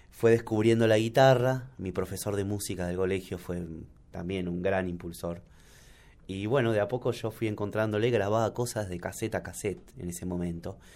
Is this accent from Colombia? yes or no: no; Buenos Aires, Argentina; soy de Buenos Aires y muchas veces uno debe salir también de su lugar para darse cuenta